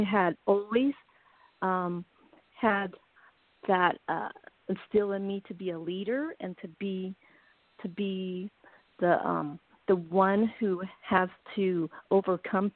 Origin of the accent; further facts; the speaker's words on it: United States; I'm Asian American. I was raised in America, but I have my parents came from Taiwan